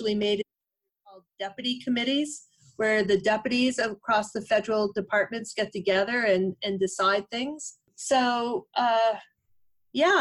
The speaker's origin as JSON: {"language": "English", "region": "Western Massachusetts", "country": "United States", "tie": "born or raised there", "said": "I grew up in Western Massachusetts, farming area, mixed vegetables, dairy"}